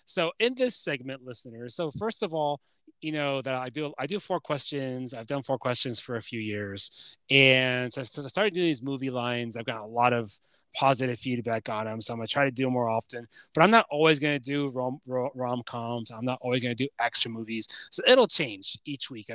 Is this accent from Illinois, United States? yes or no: yes; Chicago, Illinois, United States; I'm from Chicago